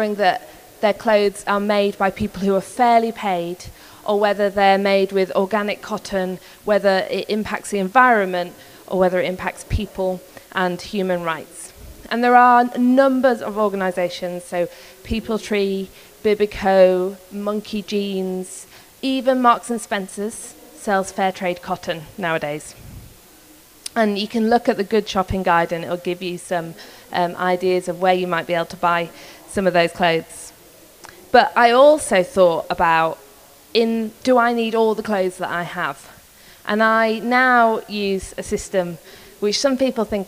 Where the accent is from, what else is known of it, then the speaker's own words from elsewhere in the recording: Yorkshire and the Humber, United Kingdom; So I'm from Yorkshire in England. I'm a proper northern girl